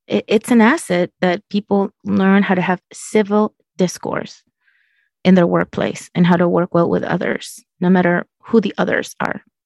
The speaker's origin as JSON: {"language": "English", "country": "Chile", "moved": "yes", "said": "I'm from Chile and it was very different. My culture was um, very opposed to LGBT issues"}